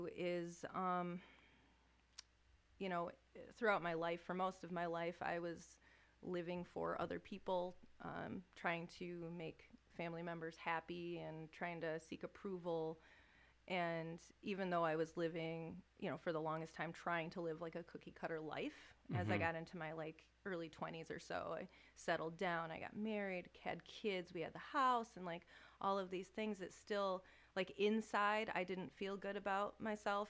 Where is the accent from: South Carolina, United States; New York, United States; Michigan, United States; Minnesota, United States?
Michigan, United States; Lansing; now in Charlotte, United States; I grew up in Lansing, but I live in Charlotte.